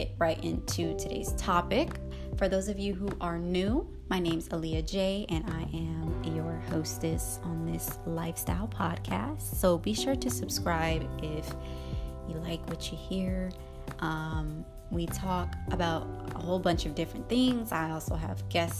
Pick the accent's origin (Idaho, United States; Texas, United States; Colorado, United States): Colorado, United States; Denver; moved away as an adult; now in Florida, United States; I was born in Denver, Colorado, and I lived there for 19 years